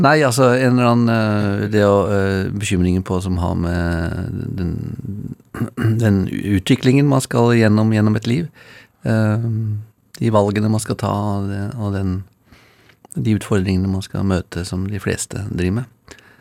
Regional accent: Oslo, Norway; Jeg eh, bor der jeg vokste opp

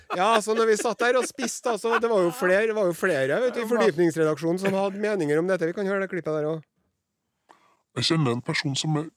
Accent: Trøndelag, Norway; men vi, han er fra Oppdal, jeg er fra Namdalen.

